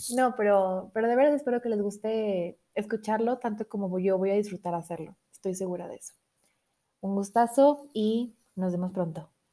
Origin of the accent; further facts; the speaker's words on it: Monterrey, Nuevo León, Mexico; now in Mexico City, Mexico; yo nací en Monterrey, entonces tengo ahí un poco de filosofía regia